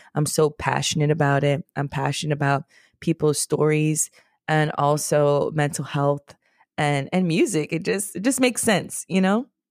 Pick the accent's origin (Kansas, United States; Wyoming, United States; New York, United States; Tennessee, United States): New York, United States; New York City; also born or lived in Washington, D.C.; I'm from the Bronx, New York, a very special, special place